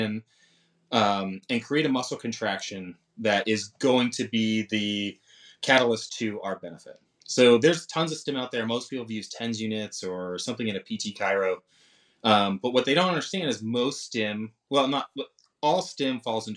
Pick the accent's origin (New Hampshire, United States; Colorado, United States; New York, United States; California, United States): New Hampshire, United States; Londonderry; I grew up in New Hampshire